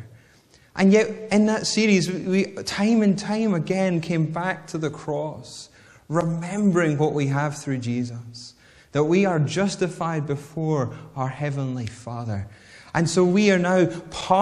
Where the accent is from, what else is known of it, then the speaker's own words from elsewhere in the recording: Whitburn, Scotland, United Kingdom; also born or lived in Bathgate; Growing up in Whitburn, yet going to high school in Bathgate, which is about 5 miles away